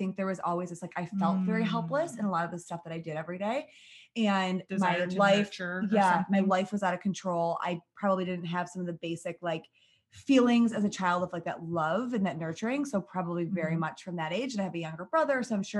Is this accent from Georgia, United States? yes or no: no; Michigan, United States; I was born and raised in Michigan